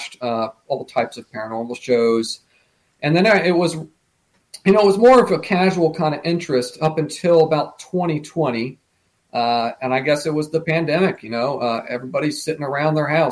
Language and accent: English; United States; We lived only a, you know, hour and a half from it